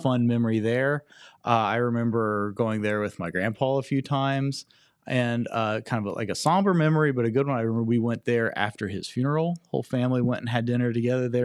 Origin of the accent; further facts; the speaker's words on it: Oak Hill, Ohio, United States; we grew up in Oak Hill.